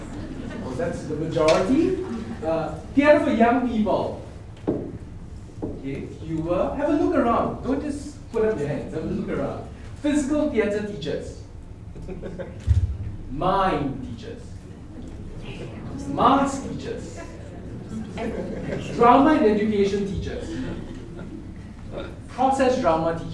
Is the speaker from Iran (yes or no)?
no; Singapore; I come from Singapore.